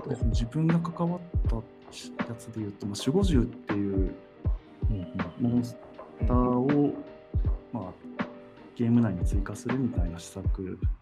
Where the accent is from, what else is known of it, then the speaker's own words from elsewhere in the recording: Fukui, Japan; moved away as an adult; also born or lived in Tokyo; そうもともと生まれは福井県なんですけれど